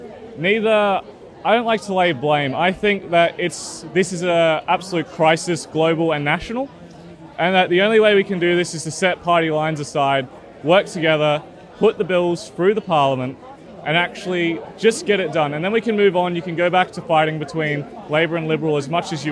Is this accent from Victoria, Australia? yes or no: no; Sydney, New South Wales, Australia; around my area, especially in the east where I used to live, a lot of the things in my childhood that I used to think were quite beautiful, like especially Centennial Park.